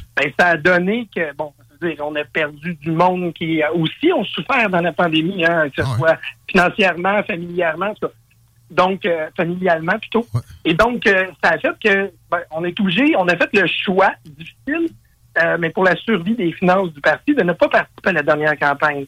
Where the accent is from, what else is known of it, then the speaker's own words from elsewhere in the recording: Quebec, Canada; je suis un Québécois